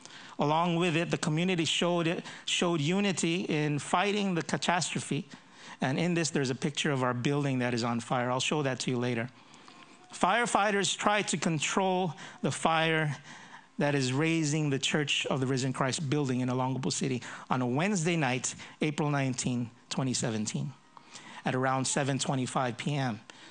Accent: United States; accent: American; I grew up in the States when I was young, so that's why I have a bit of an American accent. But this is not the typical Filipino accent.

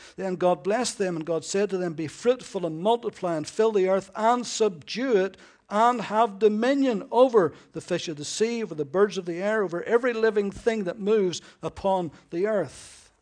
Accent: United Kingdom

